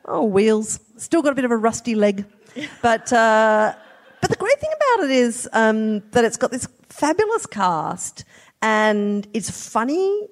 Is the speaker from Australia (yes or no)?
yes; South Australia, Australia; I'm from South Australia